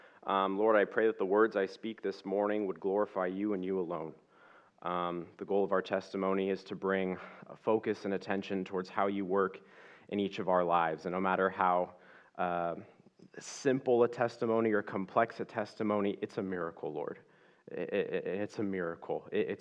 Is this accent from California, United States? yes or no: yes; Ventura, California, United States; I was born and raised here in Ventura, California. I'm 25 years old.